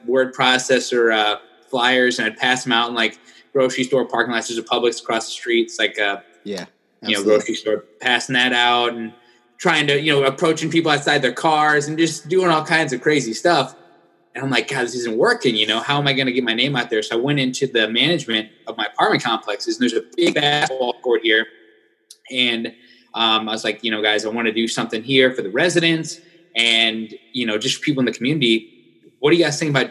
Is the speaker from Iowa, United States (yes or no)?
yes; Iowa, United States; moved away as an adult; now in South Florida, United States; I'm actually from Iowa, as you can see this over here. Yeah. I got my Iowa banner. So I'm from Iowa. And then that's where I went to school